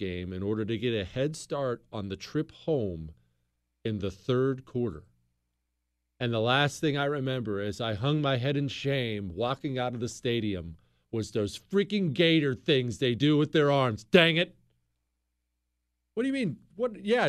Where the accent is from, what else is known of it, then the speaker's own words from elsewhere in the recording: Ohio, United States; born there; also born or lived in Arizona; As you know, I was born in Ohio. I bleed scarlet and gray.